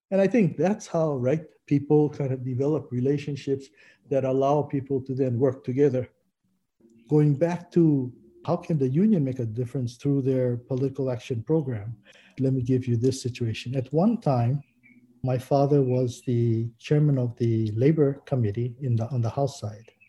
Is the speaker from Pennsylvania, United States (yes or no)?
no; Honoka'a, Hawaii, United States; I was born and raised in Honoka'a. I attended Honoka'a High School, you know, graduated in 1971.